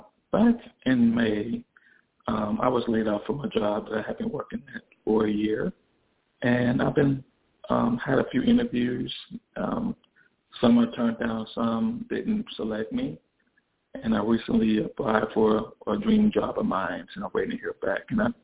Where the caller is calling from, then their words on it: Chicago, Illinois, United States; I'm calling from Chicago.